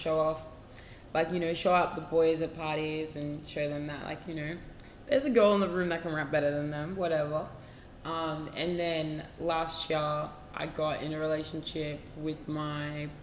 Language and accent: English; Melbourne, Victoria, Australia; I'm from Melbourne, Australia